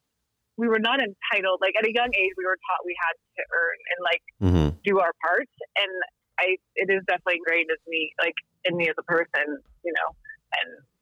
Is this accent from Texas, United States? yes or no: yes; Dallas, Texas, United States; also born or lived in Shreveport, Louisiana / California; now in Littleton, United States; I was born in Shreveport, Louisiana, but my mom probably won't admit that. But I grew up in Texas. I grew up in Dallas, Texas